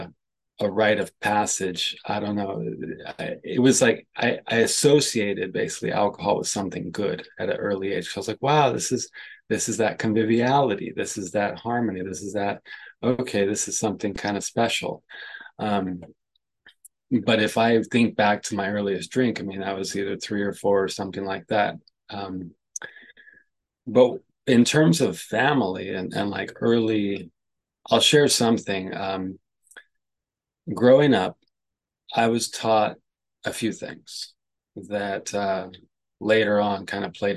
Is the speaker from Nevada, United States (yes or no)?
no; San Francisco, California, United States; I was born in San Francisco, in like downtown San Francisco. My early childhood, I'm the youngest of five